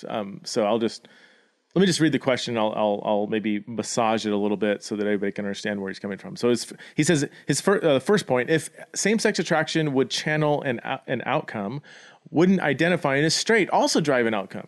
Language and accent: English; United States; my identity as an American citizen